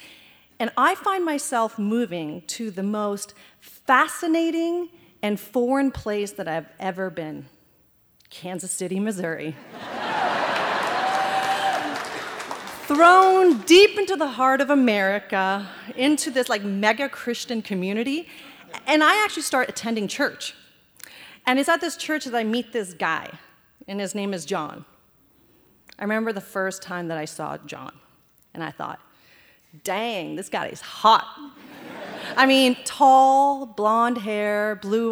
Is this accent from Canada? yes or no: yes; Canada; also born or lived in Afghanistan / Iran / India; Growing up in Canada